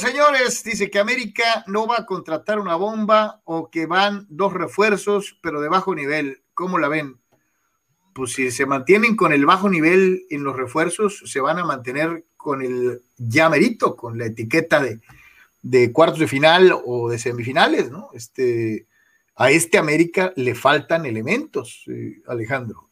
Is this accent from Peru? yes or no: no; Mexico; somos mexicanos, así somos